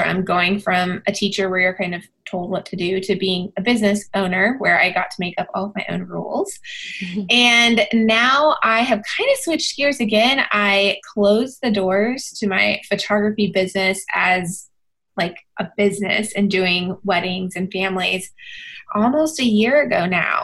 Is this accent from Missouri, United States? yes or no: no; Texas, United States; born and bred in Texas